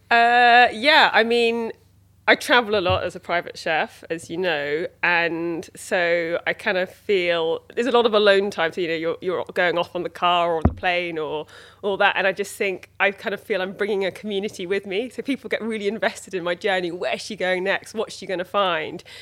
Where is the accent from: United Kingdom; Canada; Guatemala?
United Kingdom; Dorset, South West England; moved away; also born or lived in London; I grew up in Dorset on a kind of small holding